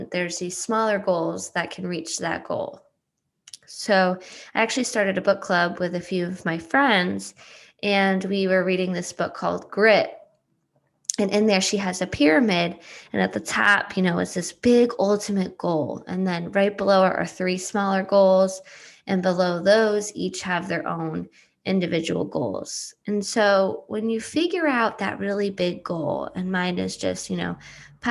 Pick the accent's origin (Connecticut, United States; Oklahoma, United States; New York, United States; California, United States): Connecticut, United States; Coventry; I grew up in Coventry, Connecticut, a small cow town